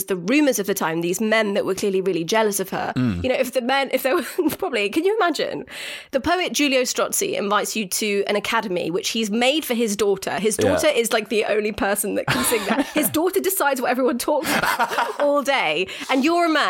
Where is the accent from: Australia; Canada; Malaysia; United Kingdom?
United Kingdom; I'm so British.